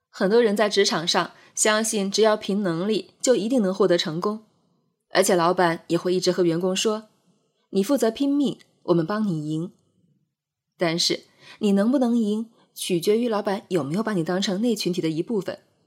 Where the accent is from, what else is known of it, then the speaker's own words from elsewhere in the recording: Jiangxi, China; 我会先说自己是江西人